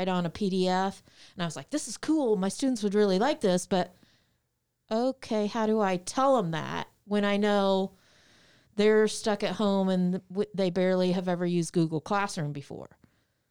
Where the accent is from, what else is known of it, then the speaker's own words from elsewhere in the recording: Muncie, Indiana, United States; Ball State University, which is in my hometown, Muncie, Indiana